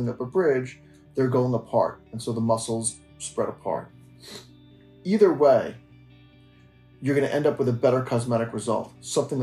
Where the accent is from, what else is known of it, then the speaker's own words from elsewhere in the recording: Tenafly, New Jersey, United States; I was born and bred in New Jersey, and I grew up in Tenafly